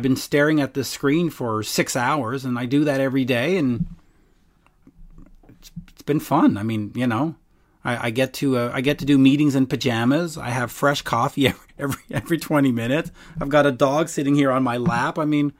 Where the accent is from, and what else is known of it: Canada